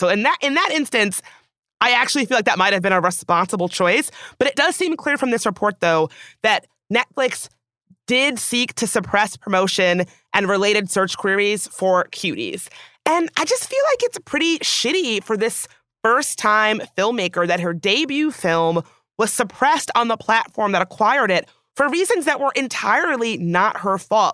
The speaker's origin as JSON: {"language": "English", "region": "the South", "country": "United States", "tie": "born or raised there", "said": "growing up in the South"}